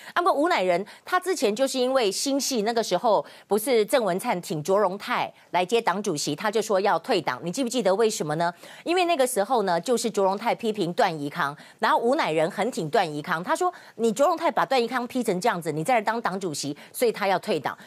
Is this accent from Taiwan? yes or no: yes; Taiwan; 我们台湾人的命不是命吗